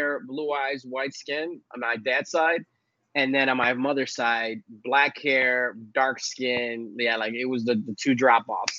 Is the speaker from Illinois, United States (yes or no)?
yes; Chicago, Illinois, United States; also born or lived in Puerto Rico; So my parents are both from Puerto Rico, born and raised there. I actually spent about a year and a half of my life, right? I was born in downtown Chicago or in the city. And then we moved out there for a year and a half. And then my parents came back.